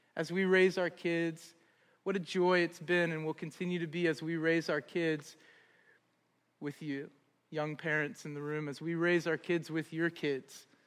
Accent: Columbus, Ohio, United States; moved away as an adult; also born or lived in Augusta, Georgia; now in Cleveland, United States; We're from Columbus. Originally

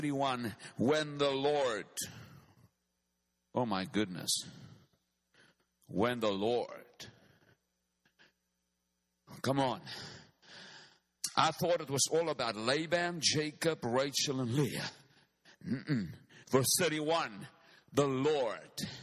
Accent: South Africa; I come from Africa. I come from the southern tip of Africa

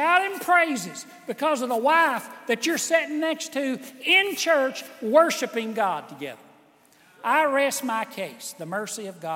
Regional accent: United States; I was born in the United States of America

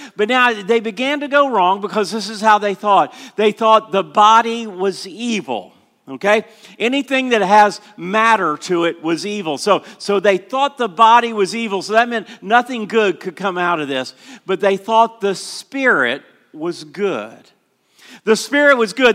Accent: Orlando, Florida, United States; I grew up in Southeast Christian Church in Orlando.

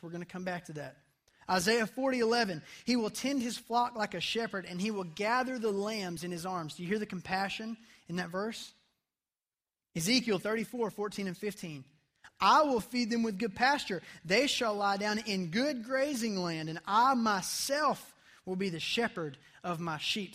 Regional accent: United States; as an American teenager

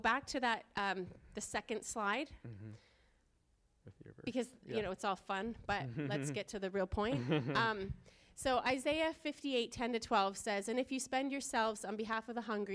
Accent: Fredericton, New Brunswick, Canada; We were born and raised in Fredericton. We have never left home except to vacation.

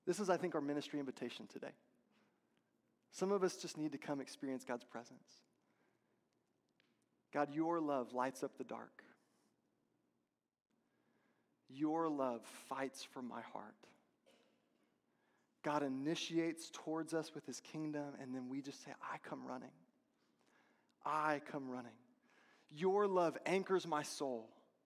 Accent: Texas, United States; I'm from Texas

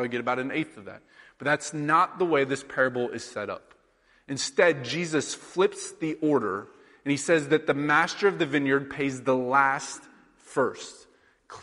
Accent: Sheraton, Iowa, United States; now in New York, United States; my hometown of Sheraton, Iowa.

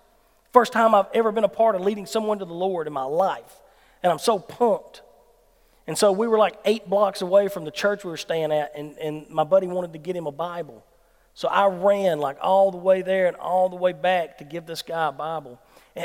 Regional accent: Dorsey, Mississippi, United States; I'm from Dorsey

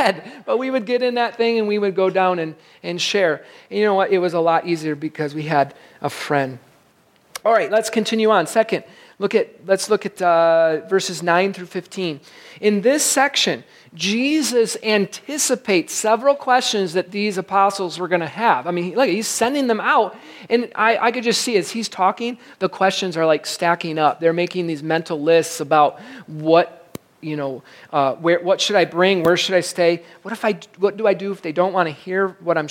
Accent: Michigan, United States; I grew up in Michigan, right on the beach

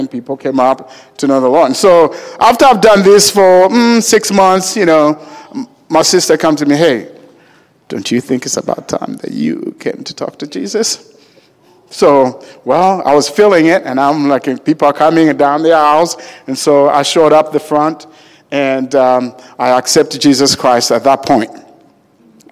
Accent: Uganda; now in United States; I was born in Uganda, Africa, and I am the seventh of 14 children

